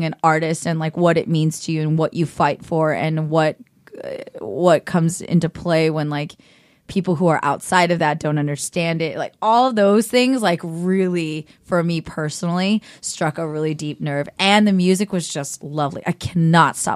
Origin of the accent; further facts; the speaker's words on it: Cupertino, California, United States; I grew up in Cupertino